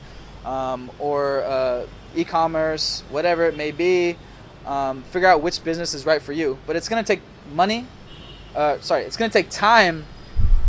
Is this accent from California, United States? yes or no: no; Seattle, Washington, United States; now in Ho Chi Minh City, Vietnam; I'm from Seattle, but I'm from the suburbs, right?